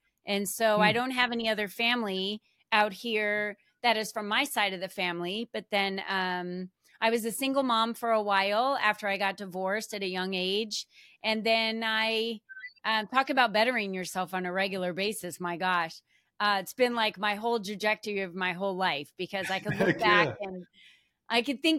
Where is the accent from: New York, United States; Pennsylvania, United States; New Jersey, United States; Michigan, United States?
New Jersey, United States; moved away; And so this has been my home, but I'm originally from the East Coast. I moved out here from New Jersey.